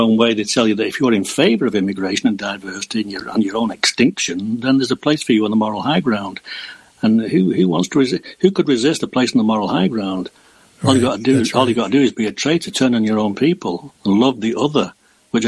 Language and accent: English; Southport, North West England, United Kingdom; born or raised there